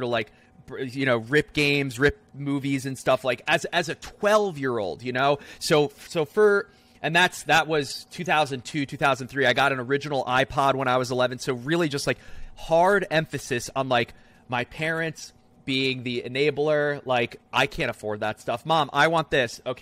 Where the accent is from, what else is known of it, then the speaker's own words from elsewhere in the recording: New Jersey, United States; I was born and raised in New Jersey